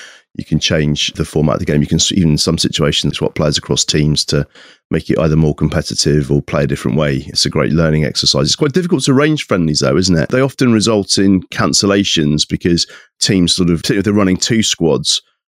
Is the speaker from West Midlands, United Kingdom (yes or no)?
no; South West England, United Kingdom; I was brought up in Somerset, so I know that area quite well.